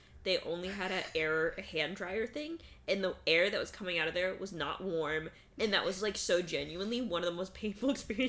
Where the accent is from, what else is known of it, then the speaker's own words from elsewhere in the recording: California, United States; growing up in California